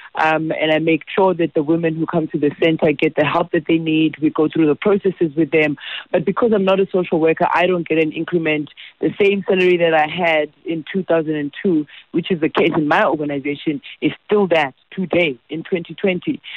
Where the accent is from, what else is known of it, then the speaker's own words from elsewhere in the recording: South Africa; I feel helpless as a South African